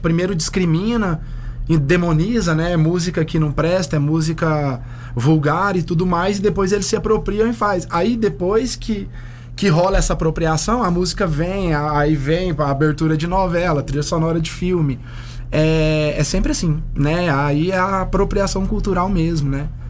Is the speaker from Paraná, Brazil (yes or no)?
no; Uberlândia, Minas Gerais, Brazil; moved away; lá na minha cidade, Uberlândia, em Minas Gerais